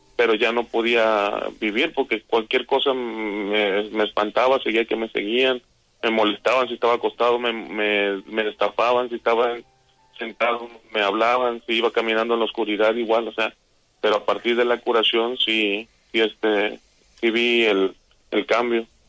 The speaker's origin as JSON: {"language": "Spanish", "town": "Coatzacoalcos", "region": "Veracruz", "country": "Mexico", "tie": "born or raised there", "said": "Yo, soy de Coatzacoalcos, estudié allá la secundaria, entonces tenía aproximadamente como 14 años"}